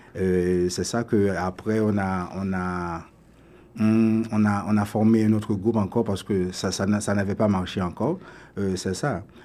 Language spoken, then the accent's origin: French; Delmas, Ouest, Haiti; also born or lived in Port-au-Prince, Haiti / Venezuela / United States / Toronto, Canada; now in Canada; je suis haïtien, je suis né à Port-au-Prince. Euh, j'ai grandi à Delma.